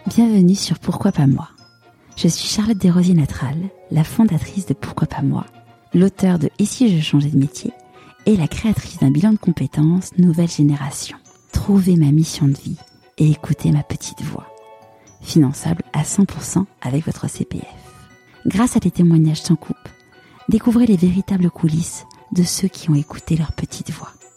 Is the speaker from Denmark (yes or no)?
no; Paris, Île-de-France, France; moved away as an adult; now in Marseille, France; je suis une vraie Parisienne. J'ai grandi à Paris.